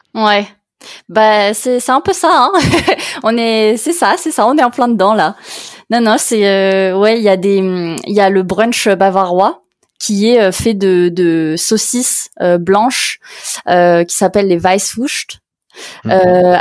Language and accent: French; France; en tant que Français